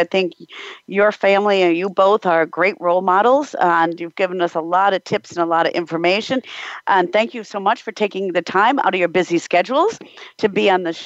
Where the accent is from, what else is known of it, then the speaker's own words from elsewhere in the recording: United States; now in Germany; being an American